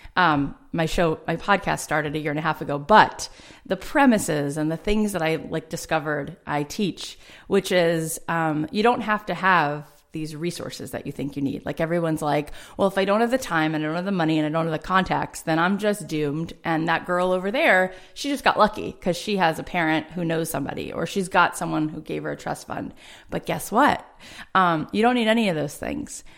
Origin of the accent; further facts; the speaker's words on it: South Florida, United States; now in Los Angeles, United States; I grew up in South Florida, um, in a suburb